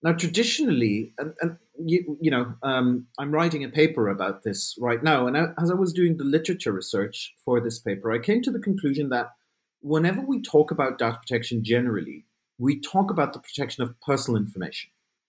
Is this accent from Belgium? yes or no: yes; Belgium; And I grew up in Belgium in a fairly small town. And I really wanted to sort of broaden my horizons and figure out, you know, what's beyond my little town.